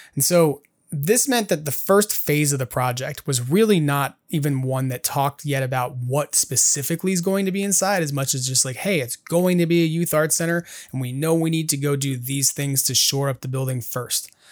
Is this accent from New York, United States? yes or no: yes; New York, United States; now in California, United States; I grew up in New York